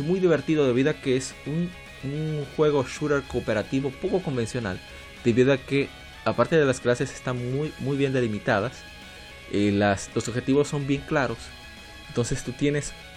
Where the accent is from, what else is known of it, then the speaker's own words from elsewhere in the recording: Dominican Republic; aquí en mi país, República Dominicana